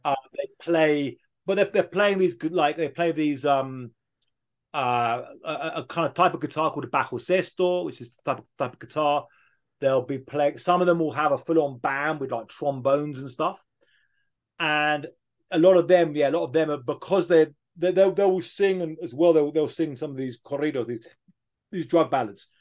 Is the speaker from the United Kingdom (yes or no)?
yes; near Brighton, South East England, United Kingdom; moved away as an adult; now in Mexico; I grew up in England uh, near a city called Brighton, 1980s, early 1990s